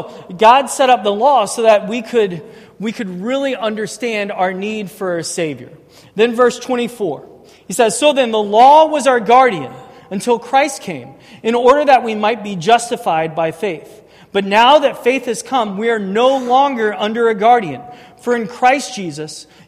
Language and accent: English; St. Charles, Missouri, United States; I grew up in St. Charles. I went to Francel North.